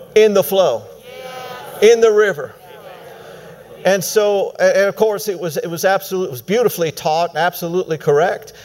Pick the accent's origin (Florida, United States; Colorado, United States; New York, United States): Colorado, United States; my home state, Colorado